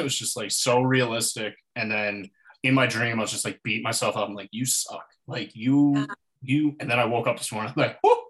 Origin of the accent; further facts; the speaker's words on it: East Coast of Canada, Atlantic Canada, Canada; I am from a small town in the East Coast of Canada.